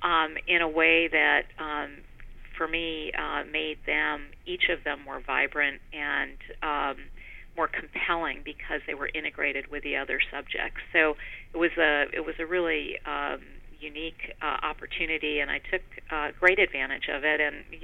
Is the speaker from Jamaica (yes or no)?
no; Poland; also born or lived in Germany; Yeah, so I grew up in Poland during a period of communist rule, during the period of the Iron Curtain still in place, the Cold War, and also Germany, before the unification of Germany